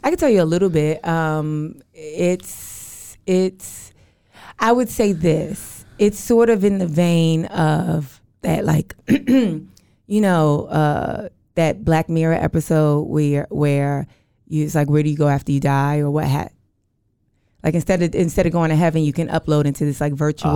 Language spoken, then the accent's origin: English; New York, United States; moved away as an adult; now in Los Angeles, United States; I, I'm from New York, but I live in L A.